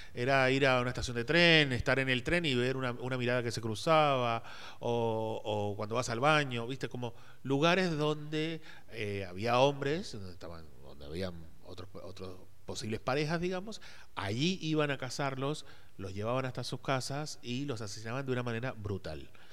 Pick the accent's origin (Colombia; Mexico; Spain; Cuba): Colombia; moved away as an adult; also born or lived in Buenos Aires; now in Argentina; yo soy colombiano